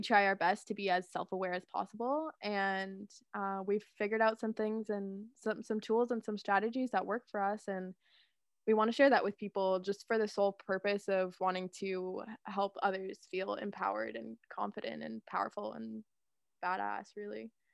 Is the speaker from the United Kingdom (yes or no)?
no; Guelph, Ontario, Canada; I'm from Guelph, Ontario